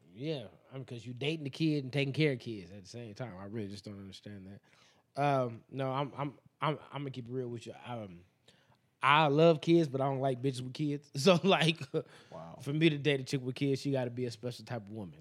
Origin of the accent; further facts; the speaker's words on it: Las Vegas, Nevada, United States; we are from Vegas